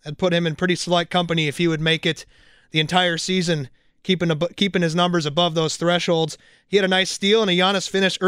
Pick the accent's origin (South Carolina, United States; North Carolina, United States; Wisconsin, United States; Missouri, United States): Wisconsin, United States; Kronenwetter; That is indeed my hometown of all of 5,000 or 6,000 people, whatever it's up to.